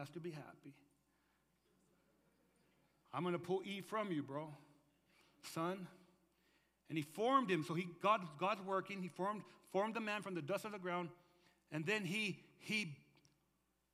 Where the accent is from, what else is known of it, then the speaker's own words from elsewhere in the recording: Lordsburg, New Mexico, United States; moved away as an adult; also born or lived in Arizona; I was born in Lordsburg, New Mexico.